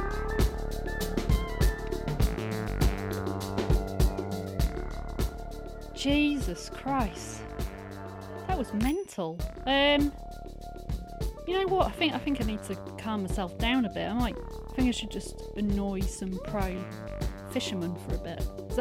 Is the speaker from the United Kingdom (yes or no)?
yes; United Kingdom; I'm from the UK